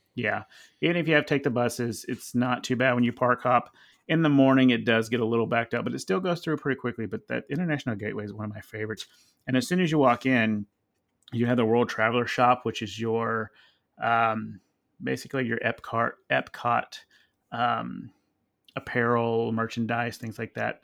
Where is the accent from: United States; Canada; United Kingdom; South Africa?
United States; we're American